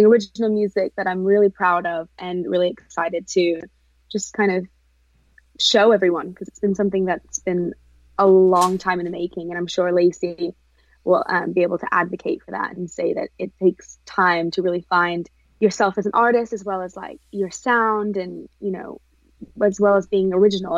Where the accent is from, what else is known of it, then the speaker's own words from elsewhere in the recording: England, United Kingdom; also born or lived in Hollywood; now in Orange County, United States; I'm from England originally